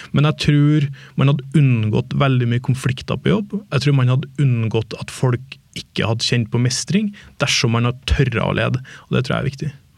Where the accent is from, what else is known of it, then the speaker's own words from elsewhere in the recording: Trondheim, Trøndelag, Norway; moved away as an adult; now in Oslo, Norway; jeg hadde et jobbtilbud hjemme i Trondheim